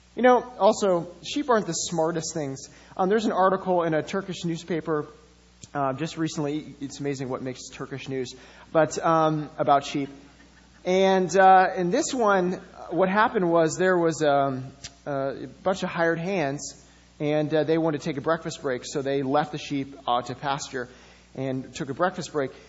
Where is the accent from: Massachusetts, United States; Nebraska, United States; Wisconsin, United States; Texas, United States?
Wisconsin, United States; Madison; I grew up in Madison